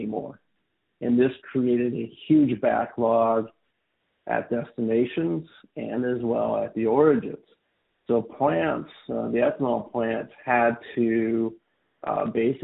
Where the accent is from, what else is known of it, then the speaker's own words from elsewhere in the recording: Iowa, United States; moved away as an adult; also born or lived in Minneapolis; now in California, United States; I grew up in Iowa, so I'm a bit of an import to California